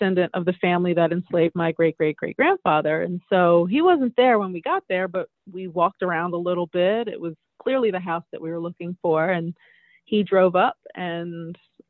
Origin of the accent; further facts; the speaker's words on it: Baltimore, Maryland, United States; also born or lived in West Virginia; now in Cecil County, United States; I was born in West Virginia. Then my family moved to Baltimore